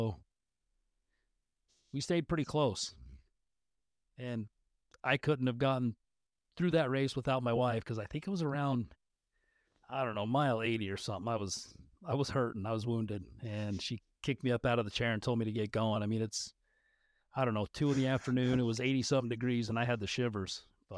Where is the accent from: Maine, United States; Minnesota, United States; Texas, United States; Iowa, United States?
Minnesota, United States; Woodbury; we were from Woodbury here